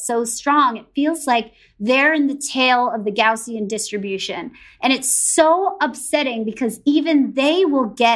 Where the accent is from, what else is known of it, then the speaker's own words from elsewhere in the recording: the New York area, United States; I grew up in the New York area